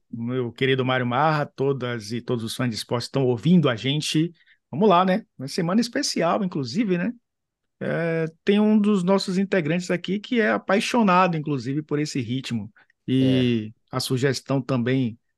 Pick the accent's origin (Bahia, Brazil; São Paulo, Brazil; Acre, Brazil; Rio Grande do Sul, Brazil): Bahia, Brazil; Salvador